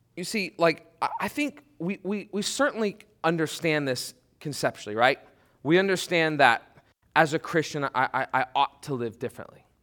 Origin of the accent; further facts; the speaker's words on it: Detroit, Michigan, United States; I grew up in Detroit